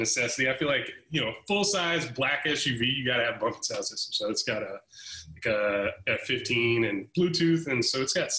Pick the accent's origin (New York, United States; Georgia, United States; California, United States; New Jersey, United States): Georgia, United States; Atlanta; I'm originally from Atlanta, Georgia